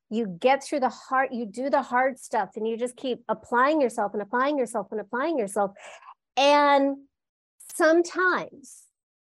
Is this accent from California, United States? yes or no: yes; Los Angeles, California, United States; I was born and raised in Los Angeles, California, at the base of the Hollywood Hills.